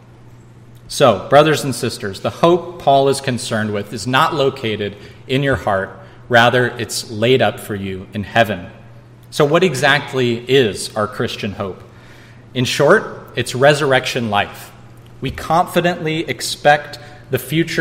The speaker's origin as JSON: {"language": "English", "region": "Missouri", "country": "United States", "tie": "born or raised there", "moved": "yes", "lives_now": "San Diego County, United States", "said": "as kids growing up in Missouri"}